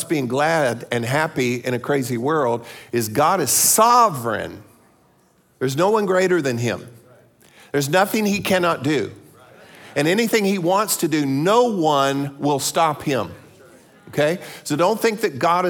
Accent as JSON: {"language": "English", "region": "Florida", "country": "United States", "said": "I'm from Florida"}